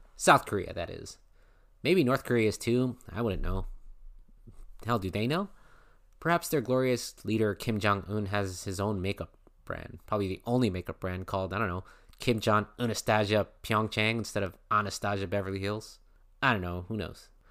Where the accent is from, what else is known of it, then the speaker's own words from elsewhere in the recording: Philippines; I'm Filipino